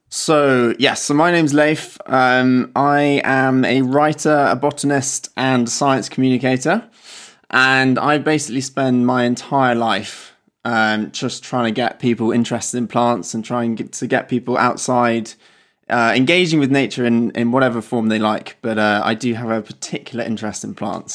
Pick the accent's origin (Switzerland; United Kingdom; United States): United Kingdom; Wiltshire, South West England; moved away as an adult; now in Oxford, United Kingdom; so I grew up in Wiltshire, down in the south of England